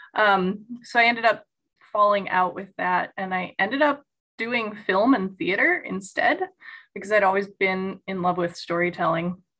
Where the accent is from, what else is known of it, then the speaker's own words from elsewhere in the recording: Chicago suburbs, Illinois, United States; I'm a Midwest native. I grew up in the Chicago suburbs